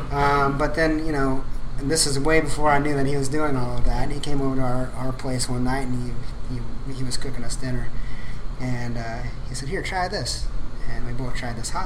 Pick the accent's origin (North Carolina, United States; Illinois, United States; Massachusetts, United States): Illinois, United States; Midwestern; moved away as an adult; also born or lived in Lubbock, Texas / Amarillo, Texas; now in Houston, United States; I'm originally from Midwestern Illinois